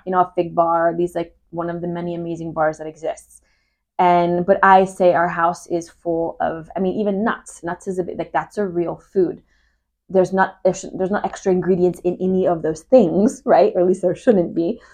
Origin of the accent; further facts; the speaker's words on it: Humboldt County, California, United States; I'm from Humboldt County.